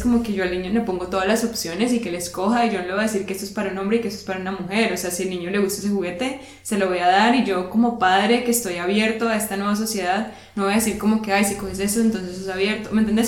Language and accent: Spanish; Colombia; now in Germany; como colombiano acá en Alemania